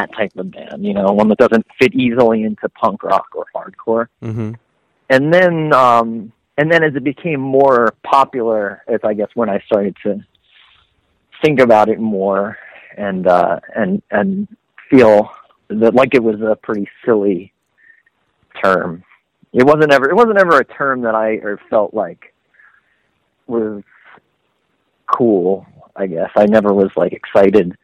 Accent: Long Island, New York, United States; growing up on Long Island and being able to go into New York City

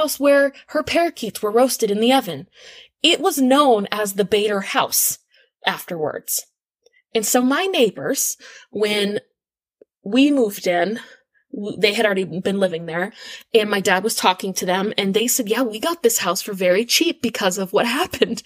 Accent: Exeter, New Hampshire, United States; moved away as an adult; now in Maine, United States; I grew up in Exeter, New Hampshire, which is an adjoining town to Stratham.

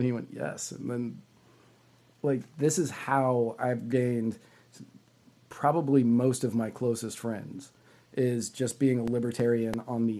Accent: Virginia, United States; I grew up in Virginia. It was Delaware County to me, and that's what I drove through to go to Philly.

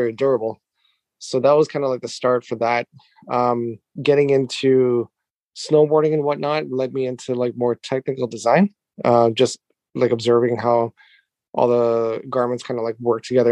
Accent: Canada; moved away as an adult; now in Japan; I am Canadian, living in Japan for the last 10 years or so with my wife and my family

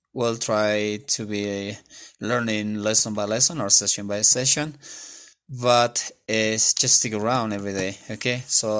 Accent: La Paz, Bolivia; I'm from La Paz, Bolivia.

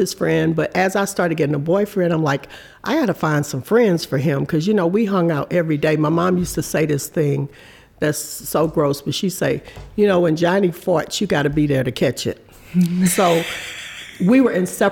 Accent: Galveston, Texas, United States; moved away as an adult; also born or lived in Los Angeles, California; I was from Texas

